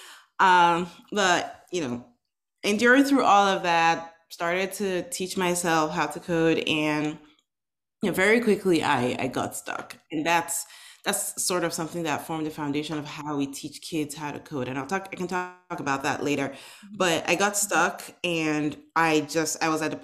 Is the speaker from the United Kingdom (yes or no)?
no; Nigeria; now in United States; I am originally from Nigeria. I was born and raised in Nigeria back in the 80s